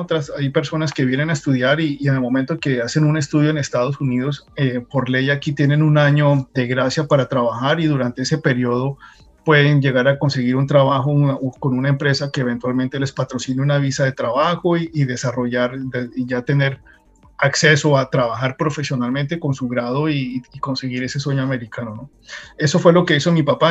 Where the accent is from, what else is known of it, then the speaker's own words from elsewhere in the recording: Colombia; moved away as an adult; now in United States; yo salí de Colombia muy joven, casi que recién graduado, de, la universidad.